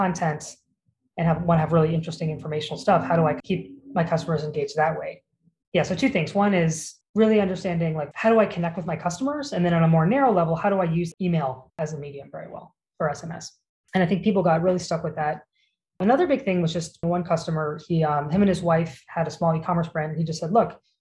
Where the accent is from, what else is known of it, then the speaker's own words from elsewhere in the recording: United States; as an American